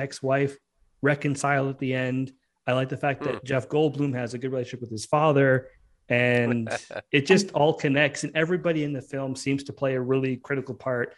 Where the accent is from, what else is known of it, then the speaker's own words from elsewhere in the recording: Canada; as a Canadian